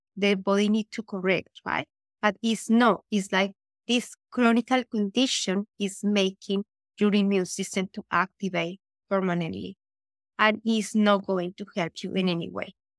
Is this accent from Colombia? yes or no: yes; Colombia; moved away as an adult; now in Vancouver, Canada; I was born in Colombia. I immigrated here in two thousand eleven